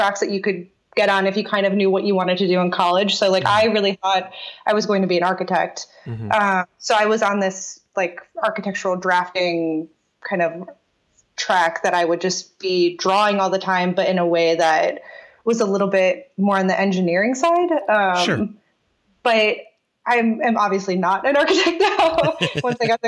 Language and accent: English; Aurora, Illinois, United States; moved away; I grew up outside of Chicago